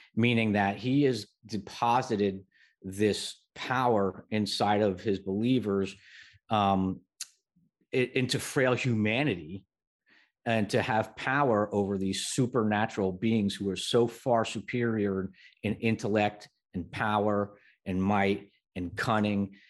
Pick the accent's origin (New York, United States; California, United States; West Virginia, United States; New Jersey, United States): New Jersey, United States; I grew up in New Jersey